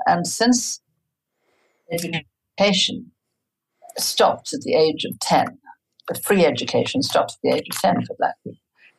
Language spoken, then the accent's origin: English; South Africa; But I grew up in a household where, dishonesty, any kind of dishonesty, was frowned upon.